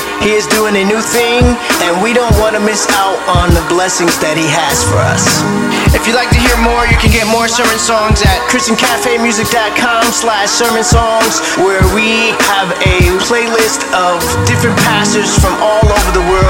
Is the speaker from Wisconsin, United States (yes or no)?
yes; Wisconsin, United States; born or raised there